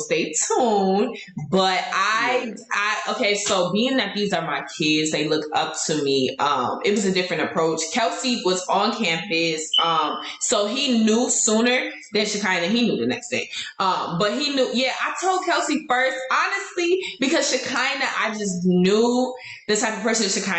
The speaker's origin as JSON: {"language": "English", "region": "New York", "country": "United States", "said": "I'm from New York"}